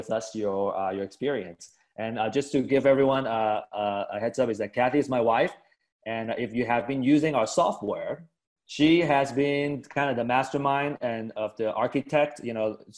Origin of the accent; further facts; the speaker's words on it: West Coast, United States; I grew up on the West Coast.